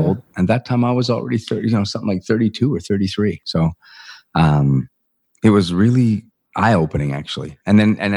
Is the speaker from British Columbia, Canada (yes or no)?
yes; Vancouver, British Columbia, Canada; my hometown team, the Vancouver Canucks